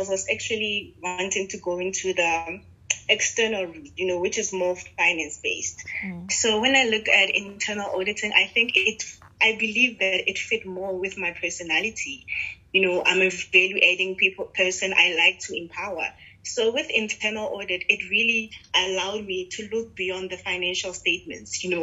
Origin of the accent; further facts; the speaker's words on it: Pretoria, Gauteng, South Africa; I grew up in Pretoria. My whole life has been in Pretoria